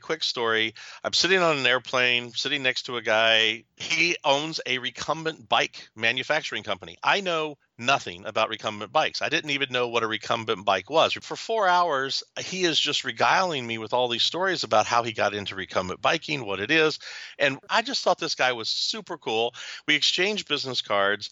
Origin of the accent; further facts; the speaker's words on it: Louisville, Kentucky, United States; moved away; also born or lived in southern Ohio; I was born and raised in Louisville, Kentucky